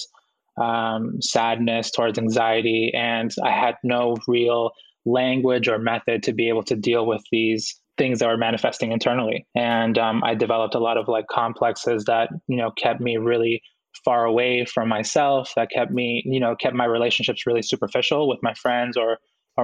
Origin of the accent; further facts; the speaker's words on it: Boston, Massachusetts, United States; also born or lived in Guayaquil, Ecuador; my mom and dad decided that they wanted to move to the United States, and we immigrated here when I was about 4 years old, and I grew up in Boston